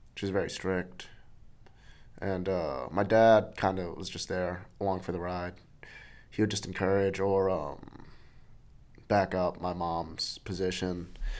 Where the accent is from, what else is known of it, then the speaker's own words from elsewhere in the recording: New York City, New York, United States; I grew up in New York City. I was born there.